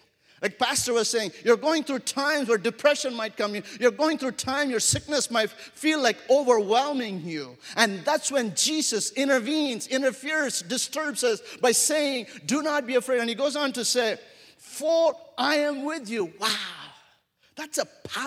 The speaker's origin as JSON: {"language": "English", "country": "India", "tie": "born or raised there", "also_born_or_lived": "Wyoming / Africa / America", "moved": "as an adult", "said": "I grew up in India for my first 22 years of my life. And I grew up in a city of 10 million people."}